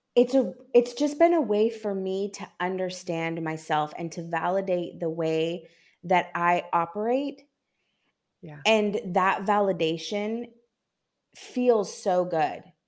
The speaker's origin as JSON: {"language": "English", "town": "Seattle", "region": "Washington", "country": "United States", "also_born_or_lived": "New York", "moved": "yes", "lives_now": "Santo Domingo, Dominican Republic", "said": "from Seattle, Washington, and I'm currently in Santo Domingo in the Dominican Republic"}